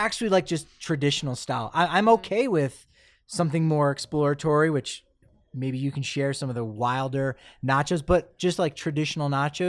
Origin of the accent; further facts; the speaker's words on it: Ireland; I enjoy that. I'm as an Irish guy. I'll enjoy if it's house made like chips.